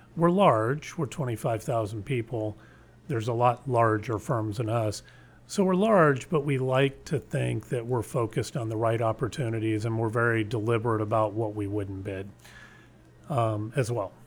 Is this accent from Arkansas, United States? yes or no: no; San Antonio, Texas, United States; I ended up, uh, graduating from high school in San Antonio